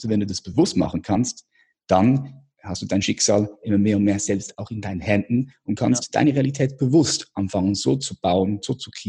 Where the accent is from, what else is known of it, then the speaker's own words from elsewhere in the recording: Switzerland; Ich komme aus der Schweiz